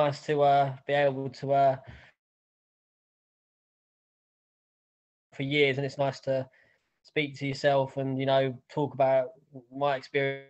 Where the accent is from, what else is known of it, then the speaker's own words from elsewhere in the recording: Basildon, East of England, United Kingdom; moved away as an adult; also born or lived in Los Angeles, United States; I'm from Basildon, Essex. Really wanted to get out of here